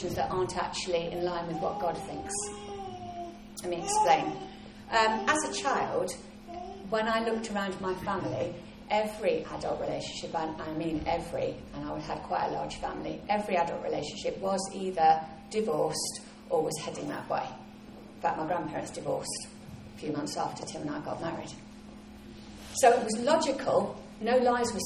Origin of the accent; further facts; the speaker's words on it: England, United Kingdom; I'm English and we never show off